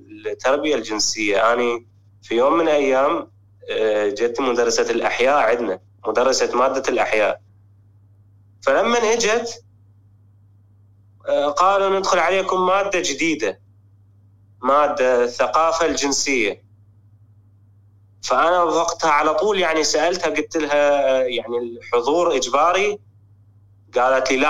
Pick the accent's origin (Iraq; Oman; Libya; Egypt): Iraq; now in Germany; أنا أنا من العراق أنا يعني أتيت لألمانيا أنا وعائلتي